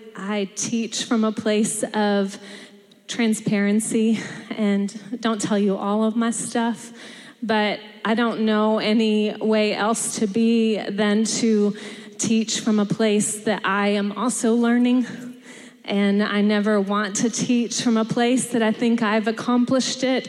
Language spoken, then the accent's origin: English; Texas, United States; moved away as an adult; I am from Texas, and I say y'all, and I've been here almost 9 years